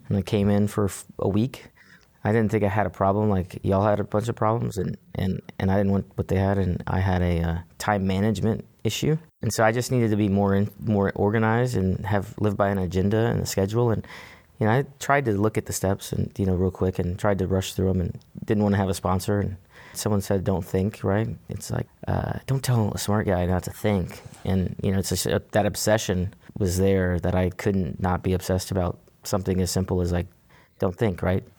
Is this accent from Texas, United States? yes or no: yes; Houston, Texas, United States; So I was born and raised here in Houston, Texas. Uh, grew up inside the loop.